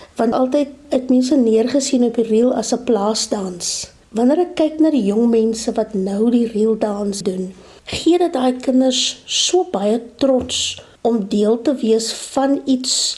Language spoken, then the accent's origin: Afrikaans; Namibia; moved away; Ek kom van Namibië oorspronklik